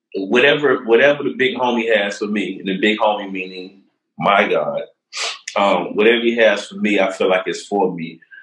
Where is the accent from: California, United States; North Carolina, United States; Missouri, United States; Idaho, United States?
North Carolina, United States; Charlotte; also born or lived in Durham, North Carolina; I'm a Durhamite. You know what I mean? I was raised in Charlotte, but I'm a Durhamite by the heart